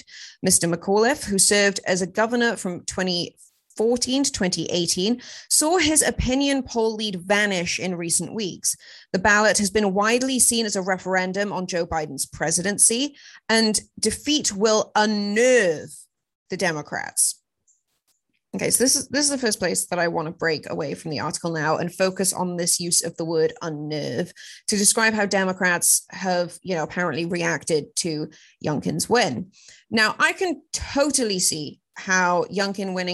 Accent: United Kingdom; moved away as an adult; also born or lived in Los Angeles, United States; now in United States; I'm British

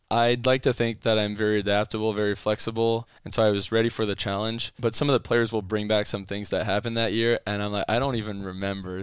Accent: Ottawa, Ontario, Canada; first language French; English is a second language; moved away as an adult; also born or lived in Calgary, Alberta; now in United States; my undergrad was m, in my hometown in Ottawa in kinesiology

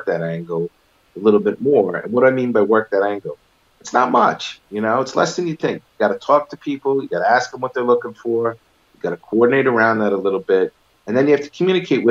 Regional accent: New York City, New York, United States; I grew up in Manhattan in a place called Stuyvesant Town

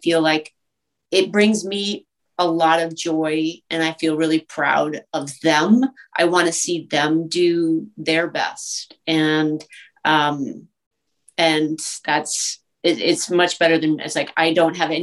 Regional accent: East Coast, United States; moved away as an adult; also born or lived in Boston / Western Massachusetts / New York; now in Los Angeles, United States; I'm from the East Coast originally, and I danced in Boston, and I went to school in Western Massachusetts and at Boston University

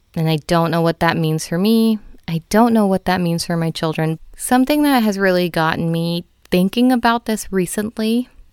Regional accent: United States; I am a fifth generation Filipino in America

